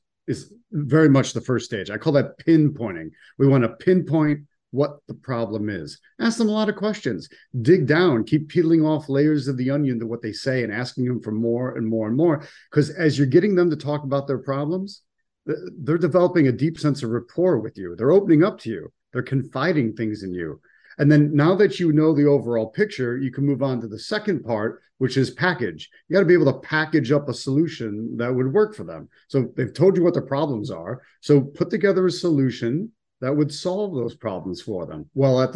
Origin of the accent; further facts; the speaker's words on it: Buffalo, New York, United States; also born or lived in Washington, D.C.; now in Sarasota, United States; I'm originally from Buffalo, New York, and then I spent a good 24 years in Washington, D.C., and now I live in Sarasota, Florida for the last few years